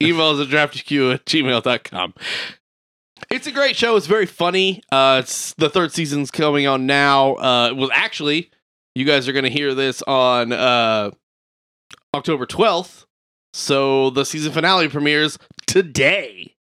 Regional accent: Midwest, United States; we're fat, we're white, we're from the Midwest.

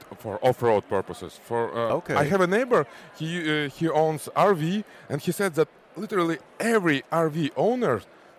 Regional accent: Kazakhstan; I'm from Kazakhstan

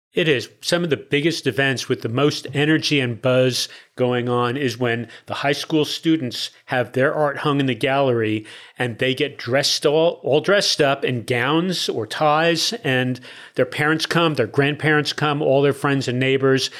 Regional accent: Newark, New Jersey, United States; moved away as an adult; also born or lived in Spring/Tomball area, Texas; now in Tomball, United States; born and raised in Newark, New Jersey

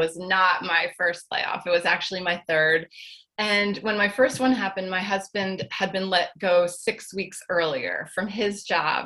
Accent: Chatham, New Jersey, United States; I'm in Morris County in Chatham.

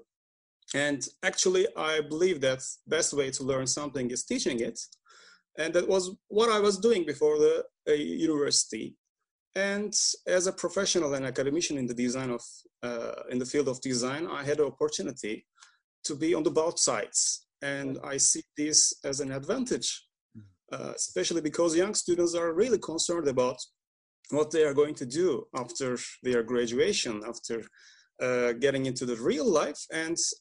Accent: Istanbul, Turkey; I'm from Istanbul, Turkey

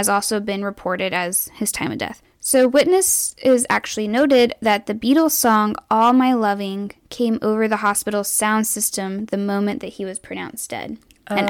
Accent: Carlsbad, New Mexico, United States; I grew up in Carlsbad, New Mexico

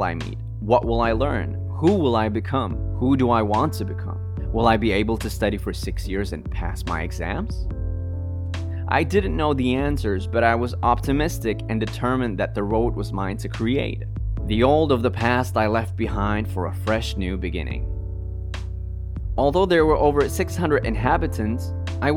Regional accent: Sweden; born or raised there; moved away as an adult; now in Riga, Latvia

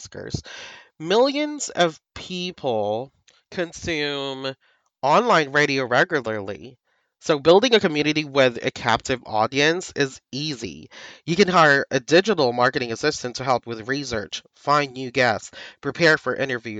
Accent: Philippines; But people here in the Philippines, like myself, I'm a Filipino VA.

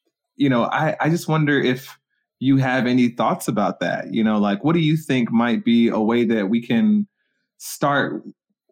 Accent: Stone Mountain, Georgia, United States; I grew up in Stone Mountain, you know, next to a Klansman

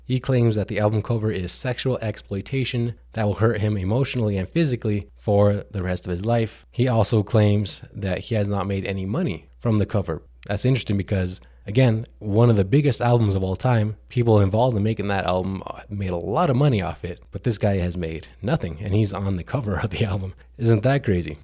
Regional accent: New Mexico, United States; coming to New Mexico, my home state

